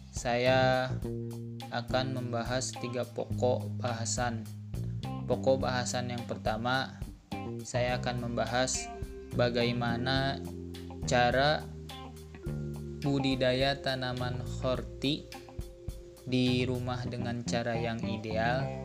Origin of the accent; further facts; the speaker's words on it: Bogor, West Java, Indonesia; Saya berasal dari Kota Bogor yang sekarang sedang mengemban ilmu di Universitas Islam Negeri Sunan Gunung Jati Bandung